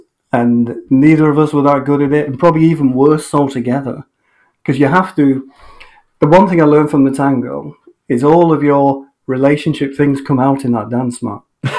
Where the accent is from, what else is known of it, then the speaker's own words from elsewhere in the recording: Maryport, North West England, United Kingdom; now in St Agnes, Cornwall, United Kingdom; originally I come from a small Cumbrian village near Carlisle.